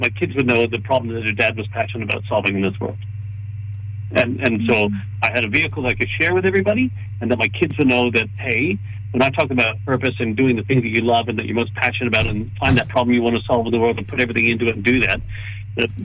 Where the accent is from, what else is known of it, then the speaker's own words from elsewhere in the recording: Canada; I'm Canadian. We say sorry